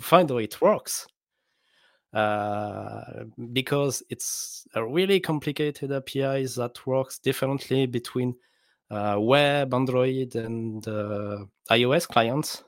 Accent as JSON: {"language": "English", "country": "France", "accent": "French", "second_language": "English", "said": "I'm French, so my accent is awful."}